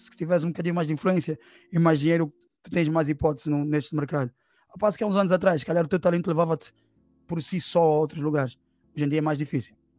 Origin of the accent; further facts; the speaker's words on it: Angola; now in Portugal; eu sou angolano porque eu nasci em Angola, sou filho de uma angolana com um cabo